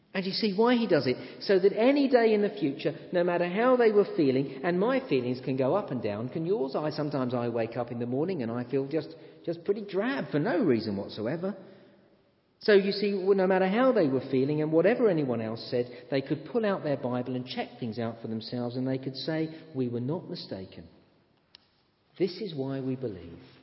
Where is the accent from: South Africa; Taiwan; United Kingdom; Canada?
United Kingdom; England; I am an Englishman